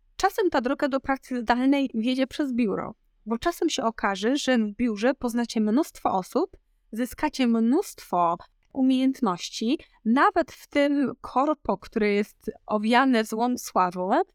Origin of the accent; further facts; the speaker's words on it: Podkarpacie, Subcarpathian Voivodeship, Poland; moved away as an adult; also born or lived in Warsaw; ja pochodzę z małego miasta na Podkarpaciu